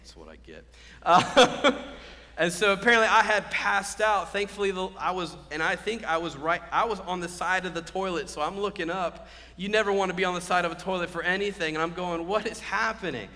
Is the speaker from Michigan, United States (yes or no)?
no; Cary, North Carolina, United States; I'm from Cary, so I'm more this area